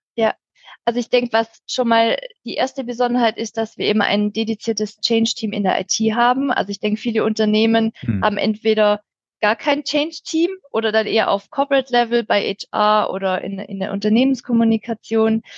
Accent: near Stuttgart, Swabia, Baden-Württemberg, Germany; accent: Swabian; komme aus der Nähe von Stuttgart, aus dem schönen Schwabenland, wie man wahrscheinlich auch hören kann

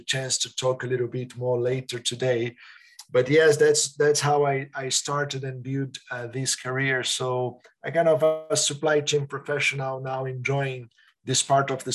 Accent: Brazil; moved away as an adult; also born or lived in Switzerland; now in Netherlands; family coming from Italy, growing up in Brazil, working in Switzerland, and now in Netherlands.

